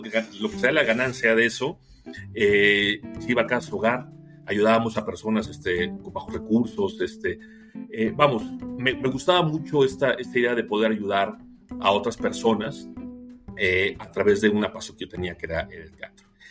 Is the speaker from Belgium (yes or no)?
no; Mexico